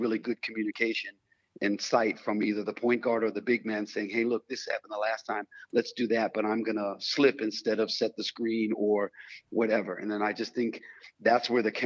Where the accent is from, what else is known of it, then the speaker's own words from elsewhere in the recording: United States; moved away as an adult; now in Europe; I'm still in Europe as an American player or ex-American player who stayed here